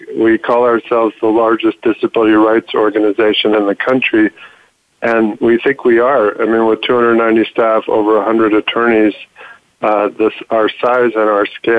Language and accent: English; California, United States; moved away as an adult; also born or lived in Washington, D.C. / Boston; after 26 years in D.C., I'm back in my home state of California